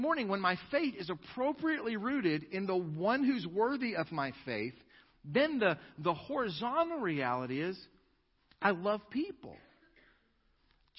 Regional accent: United States; as American Christians

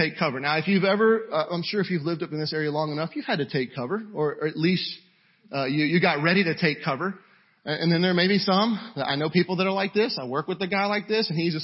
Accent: Houston, Texas, United States; I am from the Houston area. Don't throw anything. But I am from the Houston area. Where I'm from, we watch out for storms that have names

